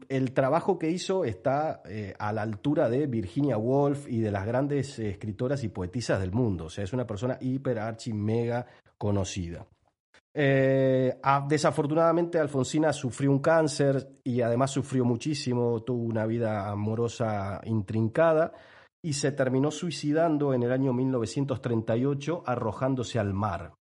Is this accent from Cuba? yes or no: no; Pellegrini, Buenos Aires Province, Argentina; Yo nací en un pueblo, vamos a ponerle un nombre al pueblo, el pueblo se llama Pellegrini, está ubicado a unos 500 kilómetros de la ciudad de Buenos Aires